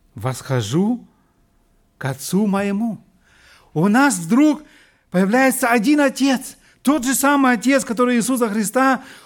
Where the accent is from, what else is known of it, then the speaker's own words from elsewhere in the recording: Siberia, Russia; moved away as an adult; now in Germany; Я вырос лично в Сибири